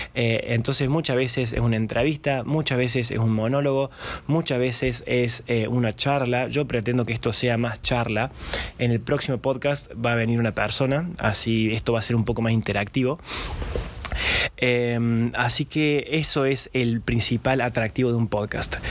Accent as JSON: {"language": "Spanish", "region": "Córdoba", "country": "Argentina", "first_language": "Spanish", "said": "Yo soy eh, cordobés, soy argentino"}